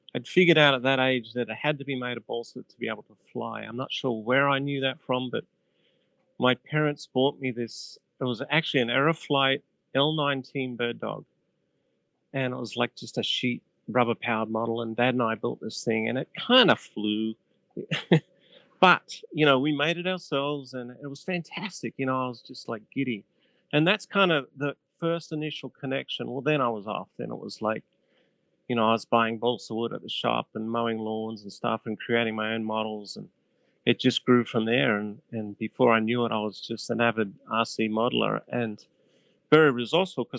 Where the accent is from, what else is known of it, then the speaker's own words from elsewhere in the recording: Sydney, New South Wales, Australia; now in Illinois, United States; I was born and bred in Sydney. I'm a Sydney boy